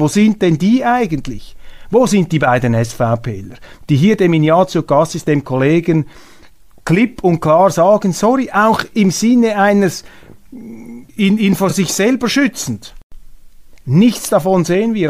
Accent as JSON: {"language": "German", "country": "Switzerland", "said": "als Schweizer Bürger"}